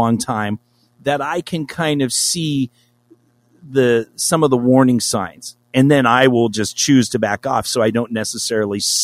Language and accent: English; Los Angeles, California, United States; I'm from Los Angeles.